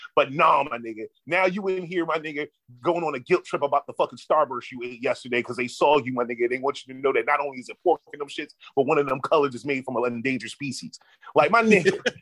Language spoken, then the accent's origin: English; Philadelphia, Pennsylvania, United States; moved away; I'm from Philly, my nigga. So I've been growing up about around mad, mad Muslim niggas